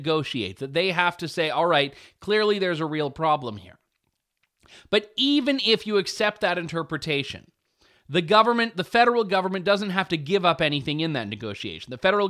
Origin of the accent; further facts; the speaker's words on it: Canada; I am a Canadian.